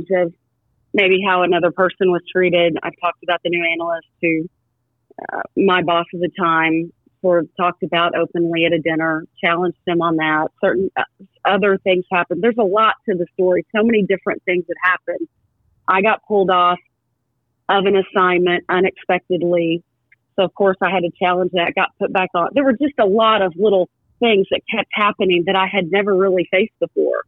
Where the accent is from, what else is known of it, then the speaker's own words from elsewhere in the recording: Fayetteville, Arkansas, United States; the University of Arkansas, where I had just gotten notified that I was being inducted into the Arkansas Golf Hall of Fame, where I grew up playing golf. It was in my hometown.